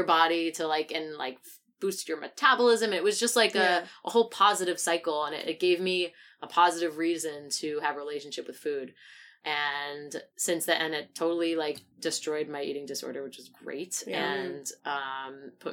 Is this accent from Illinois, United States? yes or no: no; Great Neck, New York, United States; I'm from Great Neck